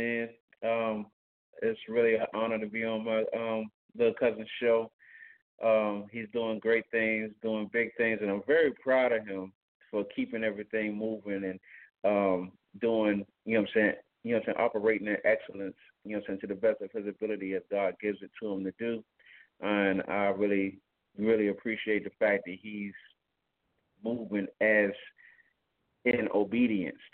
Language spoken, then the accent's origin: English; Newport News, Virginia, United States; I'm from Newport News, Virginia. I'm also a barber over here in Newport News, Virginia